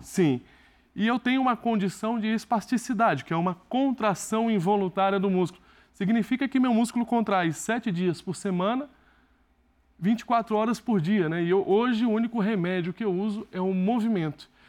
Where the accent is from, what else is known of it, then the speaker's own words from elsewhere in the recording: Barreiras, Bahia, Brazil; eu tenho muito orgulho de ser de Barreiros, foi a cidade que me acolheu, foi a cidade que me fez evoluir